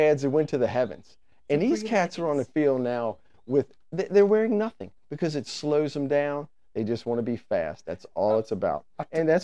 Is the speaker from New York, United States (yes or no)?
no; Richmond, Virginia, United States; we're four dudes from the East End of town